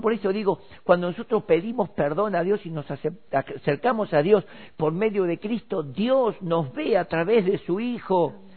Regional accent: Argentina; Nosotros acá en Argentina estamos viviendo tiempos maravillosos

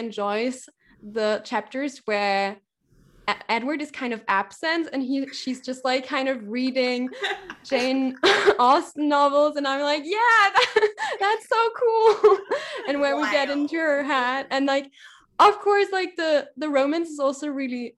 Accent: Leipzig, Saxony, Germany; I'm from Germany, specifically Leipzig, which is in East Germany.

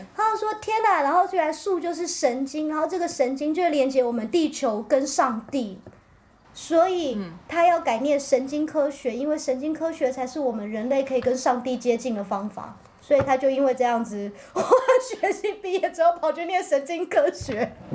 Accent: Pingtung County, Taiwan; 我是屏东人，我也屏东真光

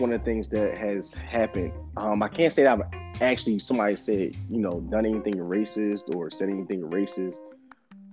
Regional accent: Philadelphia, Pennsylvania, United States; I'm from Philly.

